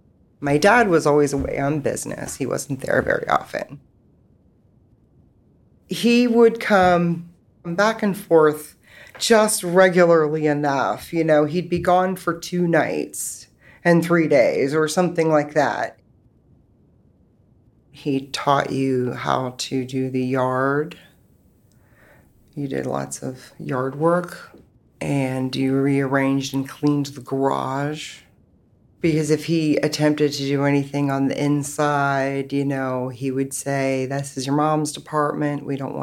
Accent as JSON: {"language": "English", "region": "West Virginia", "country": "United States", "tie": "born there", "said": "I was born in West Virginia. I was my parents' third child."}